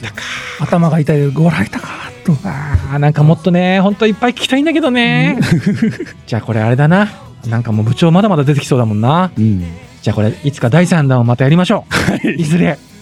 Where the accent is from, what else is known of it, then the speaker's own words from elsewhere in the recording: Kumamoto, Japan; accent: Kumamoto dialect; 熊本県の中の、うん、えっ、ー、と福岡寄りから今その社っていうところに引っ越してきたんです、うんうんはいはい、だからね最初の本当に言葉が分かんなくて、うん、で俺は熊本弁喋ってるのに